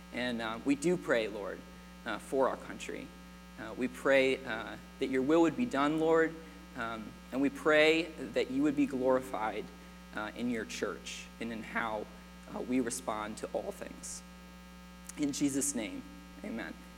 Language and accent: English; United States; I was born in America.